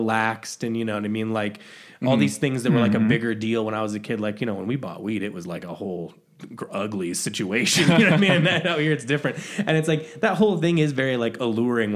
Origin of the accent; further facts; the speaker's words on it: Midwest, United States; also born or lived in Chicago; now in Boulder, United States; we're both from Midwest